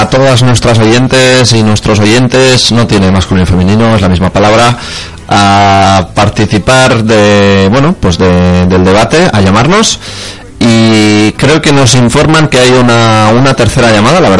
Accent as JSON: {"language": "Spanish", "town": "Leganés", "region": "Community of Madrid", "country": "Spain", "tie": "born or raised there", "said": "desde Madrid a, a San Sebastián, mm, porque bueno, de mi pueblo de donde era yo de Leganés."}